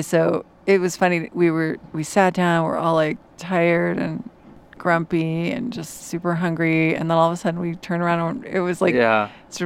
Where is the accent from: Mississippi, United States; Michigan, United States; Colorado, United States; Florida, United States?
Colorado, United States; moved away; where I grew up in Colorado